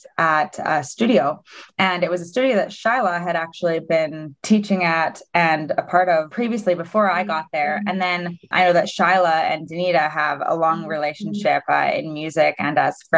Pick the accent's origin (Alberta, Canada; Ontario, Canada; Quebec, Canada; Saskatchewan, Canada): Alberta, Canada; Spruce Grove; now in Edmonton, Canada; from Spruce Grove, so just a bit west of the city. I also live in Edmonton now.